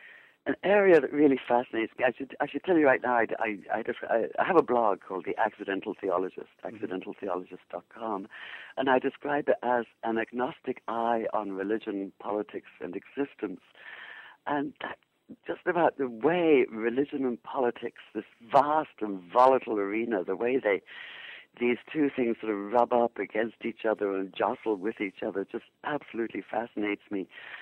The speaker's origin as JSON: {"language": "English", "region": "England", "country": "United Kingdom", "tie": "born or raised there", "also_born_or_lived": "Jerusalem, Israel / New York, United States", "moved": "as an adult", "lives_now": "Seattle, United States", "said": "But I born in England, obviously from my accent, educated in England. Spent 13 years in the Middle East, mainly in Jerusalem. Then 13 years in New York, and now, to my astonishment, a lot more than 13 years in Seattle."}